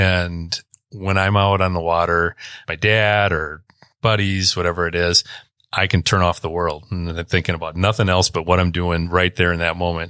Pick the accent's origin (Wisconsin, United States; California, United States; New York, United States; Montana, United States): Wisconsin, United States; Stevens Point; born or raised there; also born or lived in Milwaukee, Wisconsin